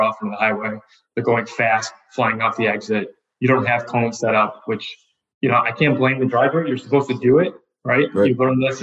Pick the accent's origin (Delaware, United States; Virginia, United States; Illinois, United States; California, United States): Illinois, United States; Wilmette; grew up in the North Shore part of Chicago. So actually grew up in a small town called Wilmette